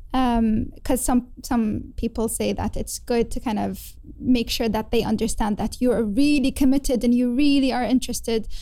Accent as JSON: {"language": "English", "country": "Kuwait", "also_born_or_lived": "Leeds, United Kingdom", "moved": "as an adult", "lives_now": "London, United Kingdom", "said": "I had to go back home to my home country, which is in Kuwait"}